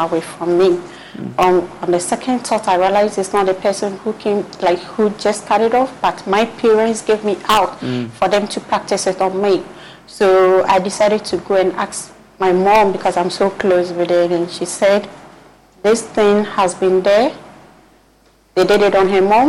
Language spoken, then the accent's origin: English; Upper West, Ghana; I'm from Upper West